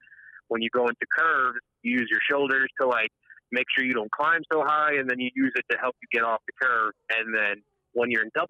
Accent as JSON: {"language": "English", "country": "Jamaica", "said": "because I'm Jamaican."}